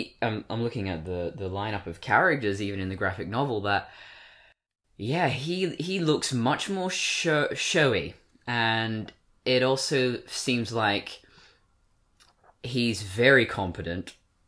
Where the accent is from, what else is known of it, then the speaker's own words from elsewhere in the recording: Australia; accent: English; also born or lived in Britain; I was born in Britain. I've got British relatives, but I've been in Australia my whole life, so why do I still sound English?